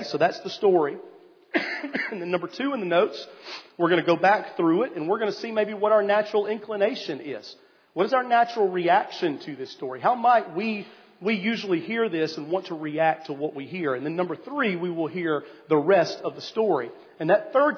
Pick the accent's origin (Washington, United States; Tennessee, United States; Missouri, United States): Tennessee, United States; East; I grew up in East Tennessee